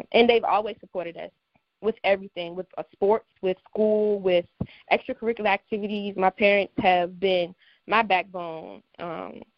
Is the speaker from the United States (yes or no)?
yes; Surry County, Virginia, United States; I always felt like I could be anything I wanted to be growing up in Surry